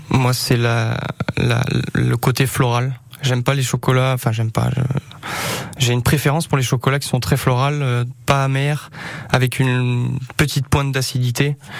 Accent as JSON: {"language": "French", "town": "Brioude", "region": "Auvergne-Rhône-Alpes", "country": "France", "tie": "born or raised there", "also_born_or_lived": "Montbrison, Loire", "moved": "yes", "lives_now": "Riom, France", "said": "j'étais de Brioude, j'ai grandi sur Brioude"}